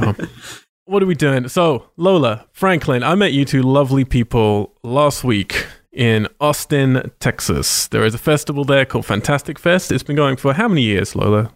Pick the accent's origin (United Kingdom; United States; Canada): United Kingdom; moved away; I'm British